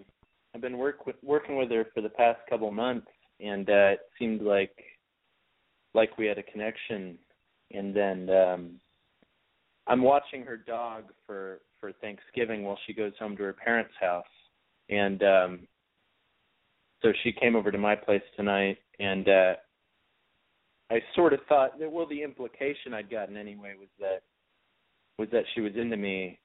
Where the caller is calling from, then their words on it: New York, United States; 24, New York.